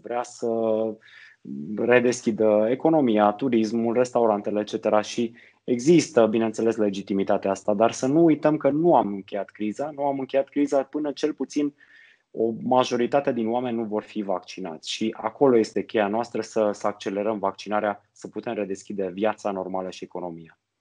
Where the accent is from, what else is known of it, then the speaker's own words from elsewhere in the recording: Sibiu, Sibiu County, Romania; moved away; Eu sunt sibian de loc